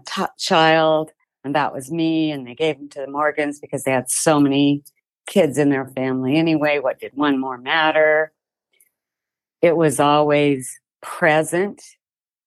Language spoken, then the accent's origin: English; Gillette, Wyoming, United States; also born or lived in Rawlins; I was born in Gillette, Wyoming on April 8th, 1958.